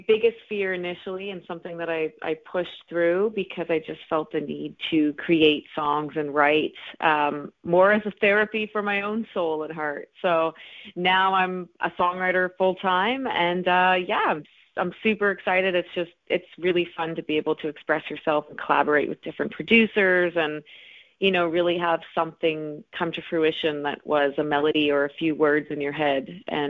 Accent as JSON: {"language": "English", "region": "Atlantic Canada", "country": "Canada", "said": "Well, I am from Atlantic Canada, and I've pretty much lived all over. I spent a bit of time in Toronto and Los Angeles and a little bit of time in New York, but Atlantic Canada is where I call home."}